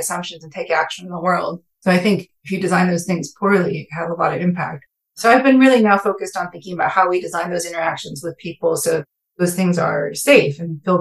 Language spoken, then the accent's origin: English; California Bay Area, United States; moved away as an adult; also born or lived in East Coast; I grew up in the California Bay Area